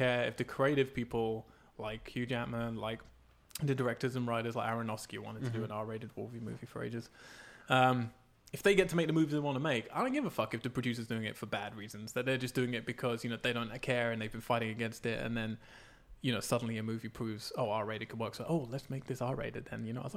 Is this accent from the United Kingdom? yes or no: yes; England, United Kingdom; now in United States; growing up in England